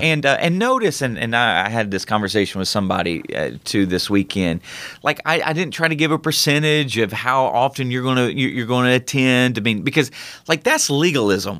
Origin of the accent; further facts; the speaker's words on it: United States; as American citizens